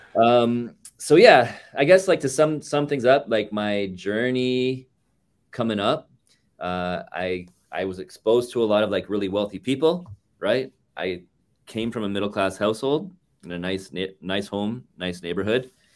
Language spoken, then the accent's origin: English; Toronto, Ontario, Canada; moved away as an adult; also born or lived in Markham, Ontario; now in Vancouver, Canada; born and raised in Toronto, and then, um, in and around my thirty-seventh birthday, uh, I decided that I had enough of Toronto